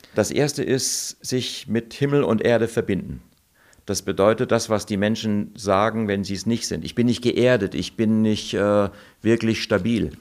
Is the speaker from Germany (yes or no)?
yes; Germany; moved away as an adult; also born or lived in Hong Kong; als Deutscher, ich war nicht als Italiener da, ich bin nur halb Italiener und habe auch keinen italienischen Pass